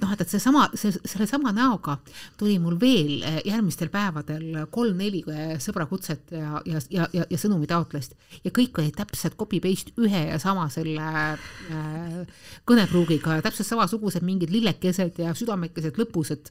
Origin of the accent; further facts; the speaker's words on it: Tallinn, Harju County, Estonia; ma olen pärit Tallinnas ja elan Tallinnas